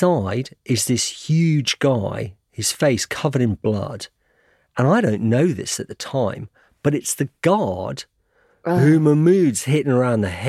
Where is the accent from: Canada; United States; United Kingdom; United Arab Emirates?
United Kingdom; I'm British journalist